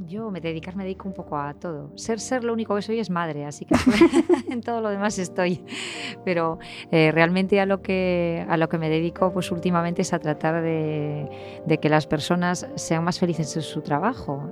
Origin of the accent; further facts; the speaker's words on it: A Coruña, Galicia, Spain; now in Vigo, Spain; soy de La Coruña y vivo en Vigo